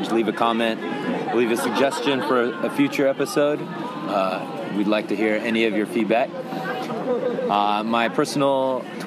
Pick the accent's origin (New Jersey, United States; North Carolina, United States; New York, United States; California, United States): California, United States; Los Angeles; now in Japan; I'm from Los Angeles as well, and the California and the LA area